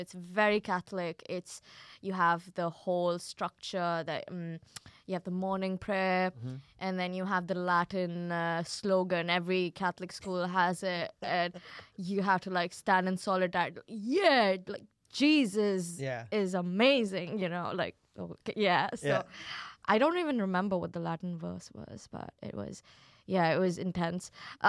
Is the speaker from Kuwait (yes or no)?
yes; Kuwait; No, so I grew up in Kuwait.